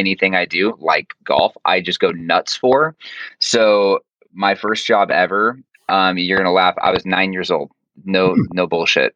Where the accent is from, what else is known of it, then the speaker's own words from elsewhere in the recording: Orange County, Southern California, United States; I was born here in Orange County and I've never lived anywhere else.